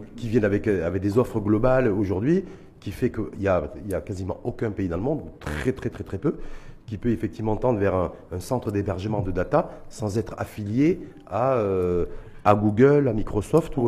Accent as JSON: {"language": "French", "country": "Morocco", "said": "chez nous, au Maroc"}